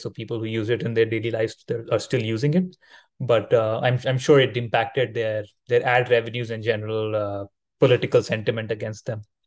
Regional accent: India; now in Thailand; I am located in Thailand, currently traveling in, in, my home country in India

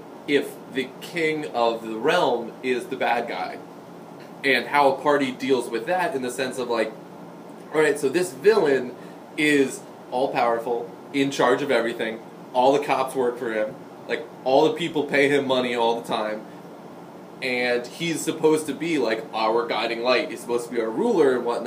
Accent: New Jersey, United States; I was from New Jersey

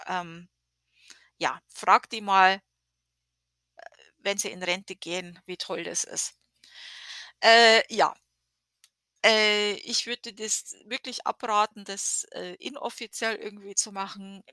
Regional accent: Germany; now in United States; wir als Deutsche

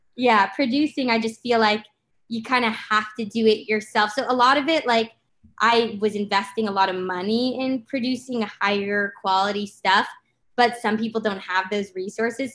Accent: Los Angeles, California, United States; I'm from LA.

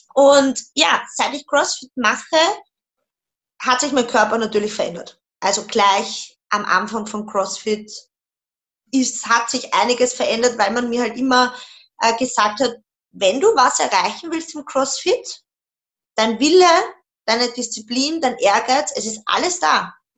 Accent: Vienna, Austria; Ich komme aus Wien

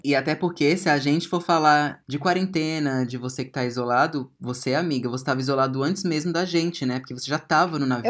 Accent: Ceilândia, Federal District, Brazil; Ceilândia, gente, eu vim de uma cidade satélite de Brasília

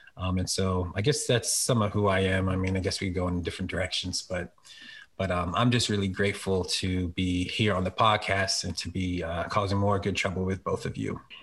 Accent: Philadelphia, Pennsylvania, United States; now in Harrisburg, United States; I'm really from Philly, um, and uh, PK, a pastor's kid.

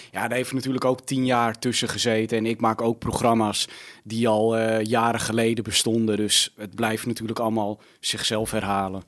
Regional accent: Almere, Flevoland, Netherlands; ik ben opgegroeid in Almere

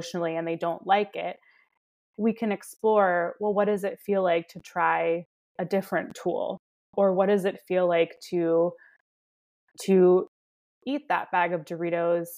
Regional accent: Baltimore, Maryland, United States; now in Los Angeles, United States; I grew up in Baltimore

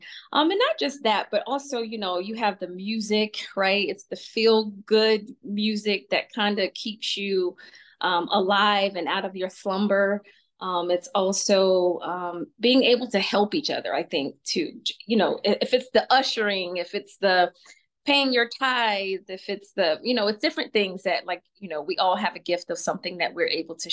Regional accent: Atlanta, Georgia, United States; we moved from South Georgia to a little bit North Georgia, central, I guess, in Atlanta.

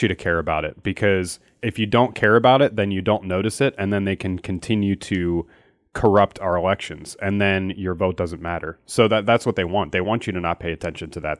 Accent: Philadelphia, Pennsylvania, United States; I'm from Philly

